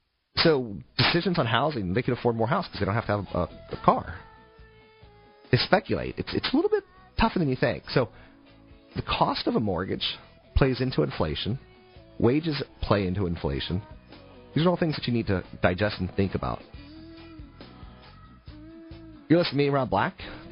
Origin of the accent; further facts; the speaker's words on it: East Coast, United States; I come from the East Coast, where if you leave your house at 4, you may not get to 7-Eleven and back by 5.